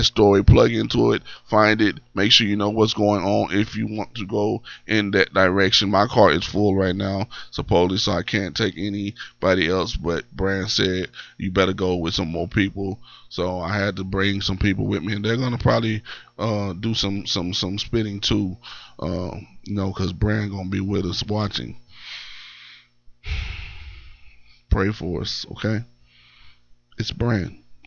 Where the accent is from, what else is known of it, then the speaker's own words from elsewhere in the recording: Columbia, Tennessee, United States; I'm from Columbia, I'm a Lion